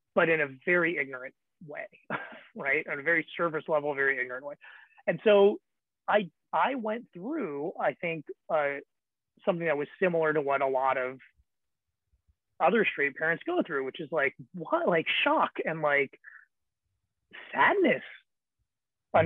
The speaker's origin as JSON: {"language": "English", "area": "the Bay Area", "region": "California", "country": "United States", "said": "I'm from the Bay Area"}